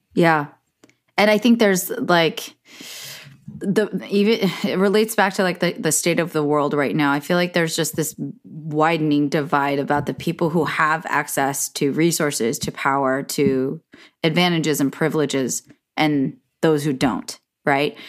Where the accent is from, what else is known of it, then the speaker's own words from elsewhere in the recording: Silicon Valley, California, United States; We're both from Silicon Valley